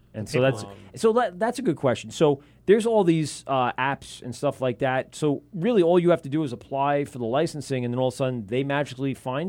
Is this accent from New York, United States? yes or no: yes; Amityville, New York, United States; I grew up in Amityville. There wasn't shit. There was nothing.